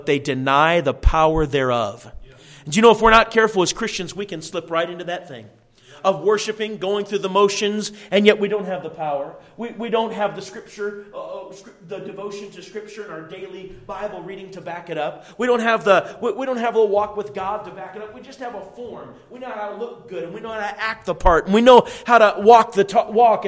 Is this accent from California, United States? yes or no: no; Minnesota, United States; moved away; I'm from Minnesota